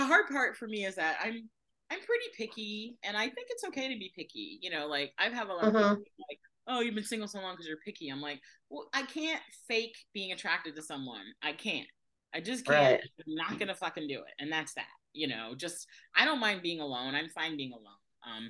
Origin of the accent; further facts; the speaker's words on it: Fort Lauderdale, Florida, United States; I grew up in Fort Lauderdale